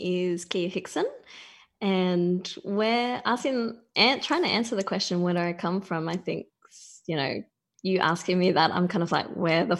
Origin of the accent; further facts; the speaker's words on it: Wollongong, New South Wales, Australia; I grew up in a town called Wollongong, or the Illawarra, which is about an hour and a half south of Sydney.